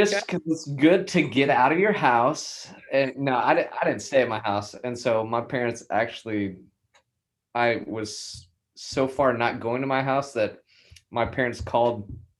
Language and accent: English; Plainview, Texas, United States; moved away as an adult; now in LaVernia, United States; it takes me 7.5 hours to get home to where I grew up in Plainview.